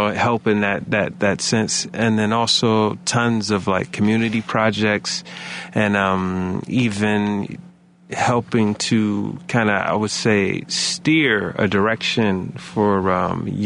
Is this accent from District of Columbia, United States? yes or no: no; Chicago, Illinois, United States; we're all from Englewood. We all have been repping Englewood